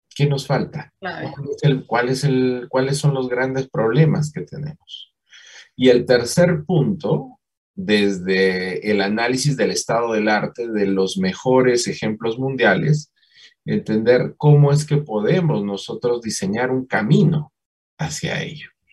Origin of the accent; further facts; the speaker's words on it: Peru; moved away as an adult; now in Colombia; yo soy peruano